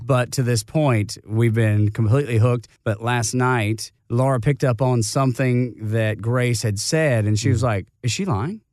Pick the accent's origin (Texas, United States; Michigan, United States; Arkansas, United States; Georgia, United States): Georgia, United States; Dalton; my hometown of Dalton, Georgia.